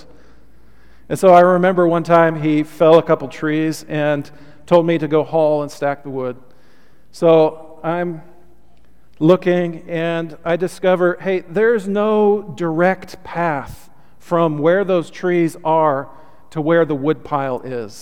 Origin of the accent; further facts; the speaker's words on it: Olympia, Washington, United States; growing up in Olympia, Washington, we had a pretty big piece of property